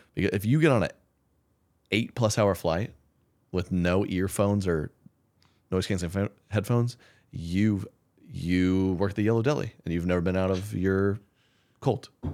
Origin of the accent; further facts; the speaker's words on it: Oklahoma, United States; I'm from Oklahoma